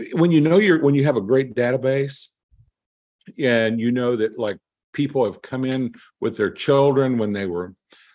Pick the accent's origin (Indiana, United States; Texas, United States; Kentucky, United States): Kentucky, United States; I am from Kentucky